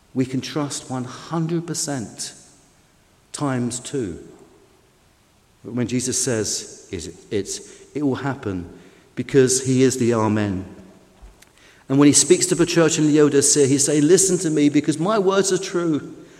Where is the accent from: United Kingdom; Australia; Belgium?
United Kingdom; London; I'm a Londoner.